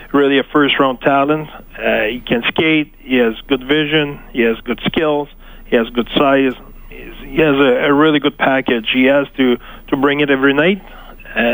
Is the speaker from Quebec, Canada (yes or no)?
yes; Trois-Rivières, Quebec, Canada; I grew up in Trois-Rivières